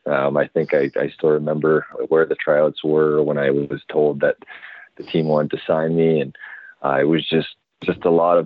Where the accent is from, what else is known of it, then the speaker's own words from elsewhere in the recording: Surrey, British Columbia, Canada; also born or lived in Vancouver; I think that year the first overall pick was actually in my hometown of Surrey